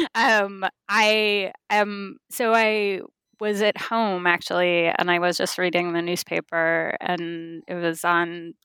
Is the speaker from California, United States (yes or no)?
yes; California, United States; I was born and raised in California